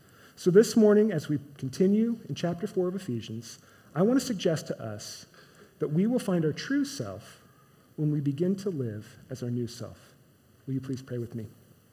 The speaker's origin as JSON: {"language": "English", "region": "Midwest", "country": "United States", "said": "I'm a Midwesterner. I'm a Chiefs fan. Kansas City barbecue is the best in the world."}